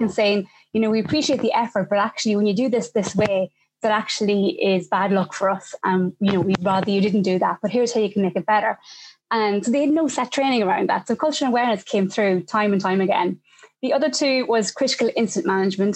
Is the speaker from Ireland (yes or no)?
yes; Ireland; now in United Kingdom; I'm Irish living in the UK